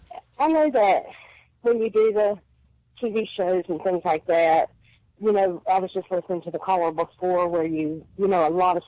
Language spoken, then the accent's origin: English; North Carolina, United States; now in Virginia, United States; I'm actually from North Carolina, living in Virginia right now.